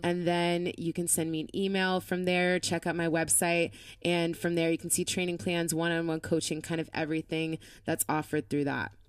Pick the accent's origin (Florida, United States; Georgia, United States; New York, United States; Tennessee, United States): Florida, United States; moved away; I'm from Florida